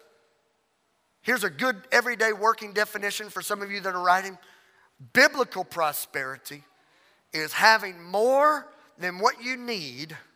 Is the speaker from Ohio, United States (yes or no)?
no; Louisiana, United States; I'm from Louisiana.